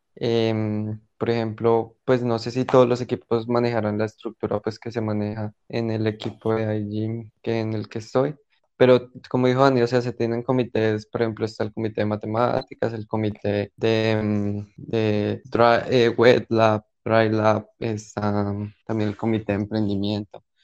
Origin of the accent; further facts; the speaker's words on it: Colombia; moved away as an adult; now in Portugal; yo soy de Colombia, pero ahorita en este momento estoy viviendo pues en Portugal